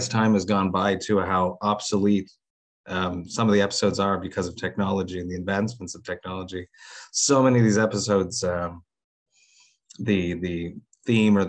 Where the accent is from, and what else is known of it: Montreal, Quebec, Canada; born or raised there